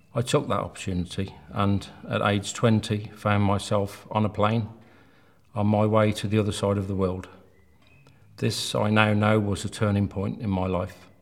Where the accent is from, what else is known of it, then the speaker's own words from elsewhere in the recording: Birmingham, West Midlands, United Kingdom; I grew up in Birmingham with a mother and father and three sisters